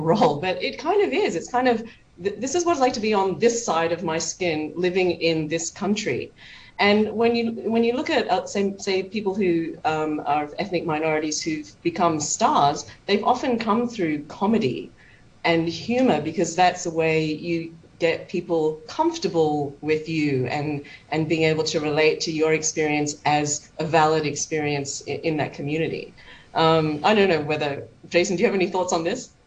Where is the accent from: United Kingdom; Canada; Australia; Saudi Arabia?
Australia; I'm Chinese Australian. I can relate to both the white Australian experience and the Chinese in Australia experience.